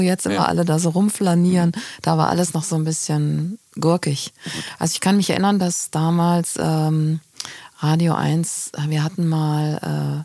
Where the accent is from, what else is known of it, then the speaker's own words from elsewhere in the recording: Hofheim am Taunus, Hesse, Germany; moved away; also born or lived in Frankfurt am Main; auf dem Land, im Taunus. Ja. Hofheim heißt das Örtchen